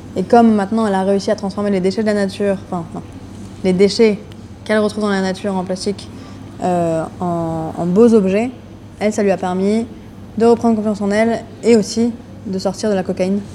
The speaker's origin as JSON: {"language": "French", "town": "Lille", "region": "Hauts-de-France", "country": "France", "said": "j'ai 28 ans. Je viens de Lille"}